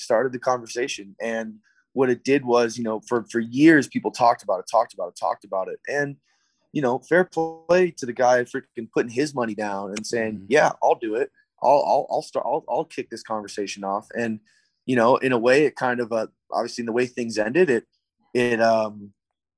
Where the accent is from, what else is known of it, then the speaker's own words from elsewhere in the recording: Tucson, Arizona, United States; moved away as an adult; also born or lived in San Diego; my hometown in Tucson